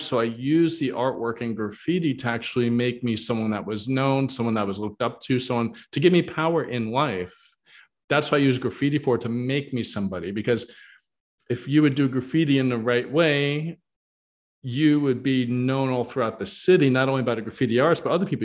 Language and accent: English; New York, United States; where I grew up in New York